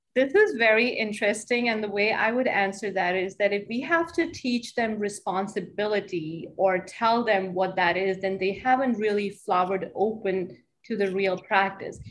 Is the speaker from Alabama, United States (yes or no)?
no; Hamilton, New Jersey, United States; also born or lived in Chicago; in my hometown